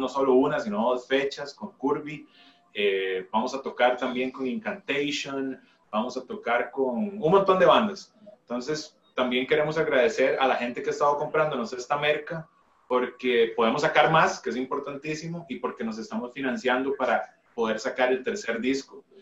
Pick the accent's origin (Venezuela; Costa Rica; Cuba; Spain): Costa Rica